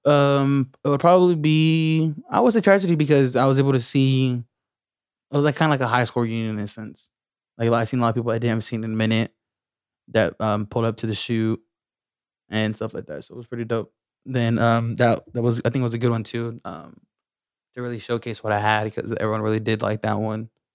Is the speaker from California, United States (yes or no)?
yes; Lemoore, California, United States; I'm from Lemoore